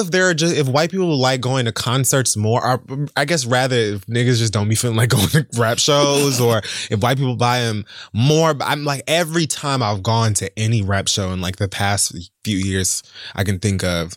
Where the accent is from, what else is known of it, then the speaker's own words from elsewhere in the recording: Miami, Florida, United States; growing up in Miami